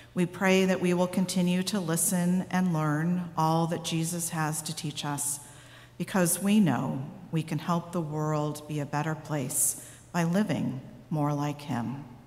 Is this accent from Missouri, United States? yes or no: yes; Missouri, United States; I'm from Missouri, and in Missouri, they say seeing is believing